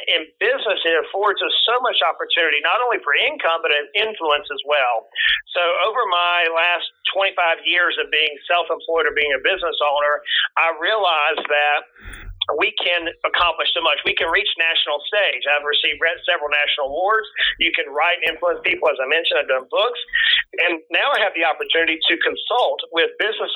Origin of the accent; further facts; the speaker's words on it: Brunswick, Georgia, United States; I was born in South Georgia on the coast down near the swamps of the Florida-Georgia line, a little little town called Brunswick, Georgia. Grew up on a dirt road